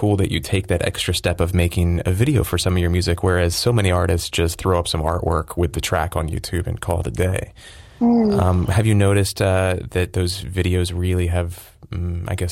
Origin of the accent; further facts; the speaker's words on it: Philadelphia, Pennsylvania, United States; now in Los Angeles, United States; I grew up in Philly, so East Coast represent